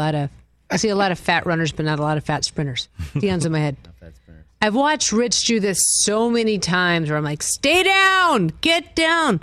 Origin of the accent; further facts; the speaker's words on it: New England, United States; I'm from New England